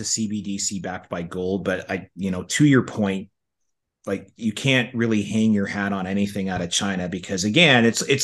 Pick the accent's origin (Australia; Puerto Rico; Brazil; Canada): Canada; I'm from Canada